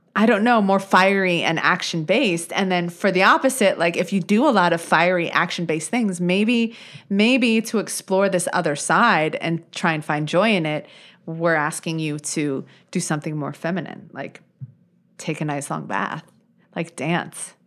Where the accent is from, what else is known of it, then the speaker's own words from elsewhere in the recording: United States; as an American, right, as a U S citizen